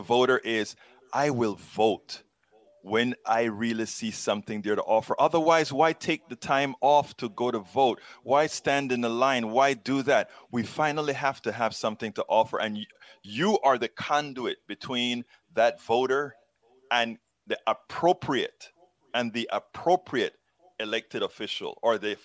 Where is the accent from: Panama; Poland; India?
Panama; now in United States; I'm from Central America.